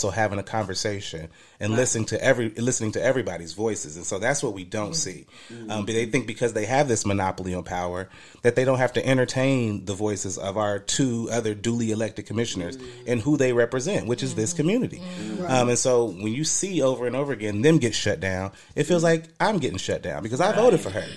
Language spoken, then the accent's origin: English; Dayton, Ohio, United States; also born or lived in Trotwood, Ohio; so I'm from Trotwood, technically. I grew up in Townview.